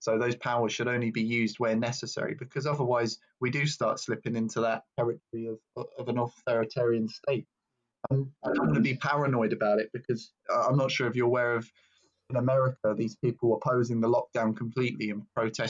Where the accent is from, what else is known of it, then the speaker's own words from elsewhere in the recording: London, United Kingdom; as a Londoner, I haven't experienced it myself, but that's because I'm white.